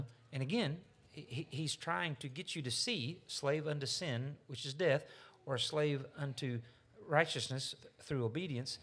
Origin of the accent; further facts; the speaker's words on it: United States; especially as an American